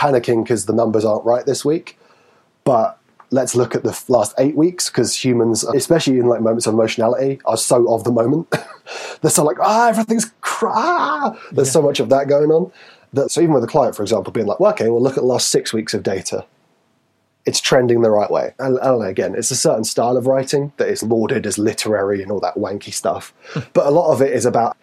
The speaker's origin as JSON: {"language": "English", "town": "Newcastle upon Tyne", "region": "North East England", "country": "United Kingdom", "accent": "Geordie", "said": "I'm from Newcastle"}